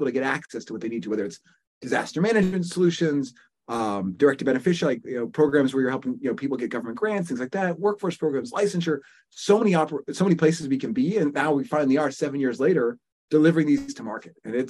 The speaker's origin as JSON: {"language": "English", "town": "Richmond", "region": "Virginia", "country": "United States", "tie": "born there", "also_born_or_lived": "New Jersey / Thailand", "said": "I was born in Richmond, Virginia, lived in New Jersey, spent a short stint in Southeast Asia living with my parents."}